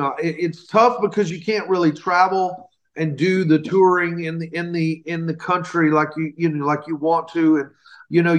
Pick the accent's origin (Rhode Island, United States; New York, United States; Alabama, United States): Alabama, United States; born or raised there